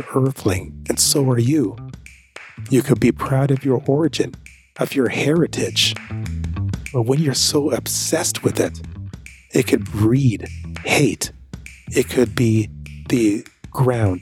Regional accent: Canada; also born or lived in Jamaica; I am proud of being Jamaican. That's where I'm from. And I'm proud of being Canadian as well, because that's where I was raised

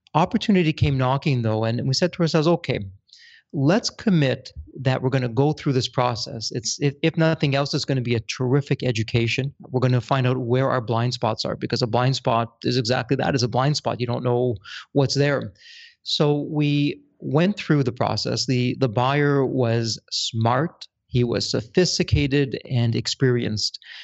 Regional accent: Toronto, Ontario, Canada; I'm born and raised in Toronto, Canada

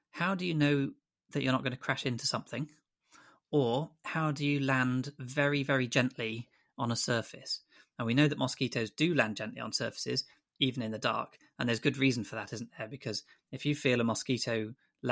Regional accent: Grantham, East Midlands, United Kingdom; moved away as an adult; also born or lived in Exeter; When I was young, I grew up in Grantham in Lincolnshire

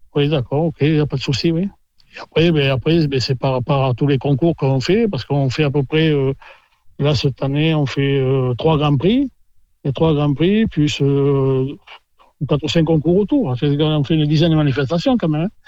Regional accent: Blasimon, Nouvelle-Aquitaine, France; also born or lived in Landes; Je suis blasimouné de, de souche.

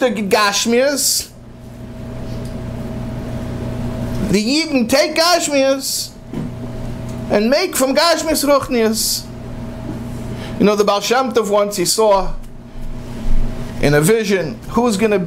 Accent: United States; I'm an American.

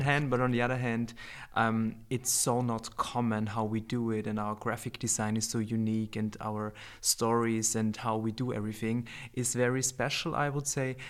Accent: Upper Austria, Austria; moved away as an adult; also born or lived in Vienna, Austria / Japan; I was born in Upper Austria. I grew up there and then I moved to Vienna for studying

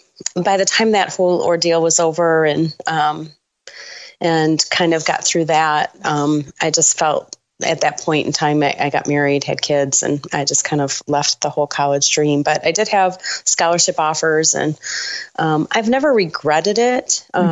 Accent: Sterling Heights, Michigan, United States; Sterling Heights, Michigan.

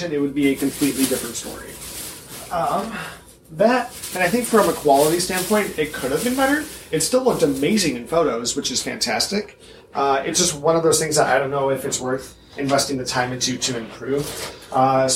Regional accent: Midwest, United States; as a Midwestern cosplayer

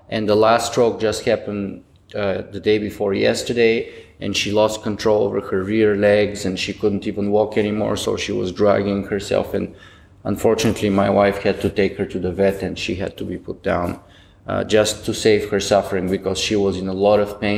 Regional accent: Canada; now in Ontario, Canada; And to be as a Canadian, to be honest, I'm a little bit disappointed and ashamed of that kind of short-sightedness of the British Columbia law, and I'm very happy that I'm myself in Ontario

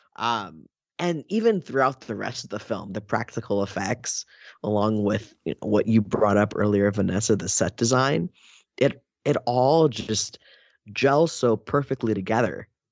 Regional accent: Oakland, California, United States; I'm from Oakland

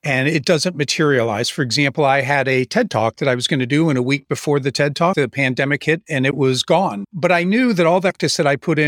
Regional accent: Columbus, Ohio, United States; here in Columbus, Ohio, my hometown.

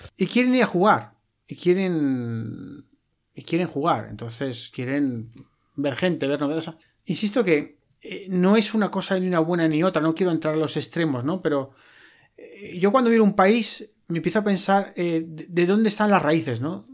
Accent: Madrid, Community of Madrid, Spain; Yo nací en Europa, en Madrid

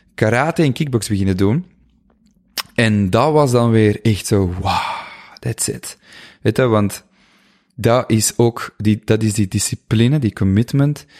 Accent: Flanders, Belgium; moved away as an adult; also born or lived in Buggenhout / Colombia / Ecuador; heel dicht bij mijn ehm, geboortedorp

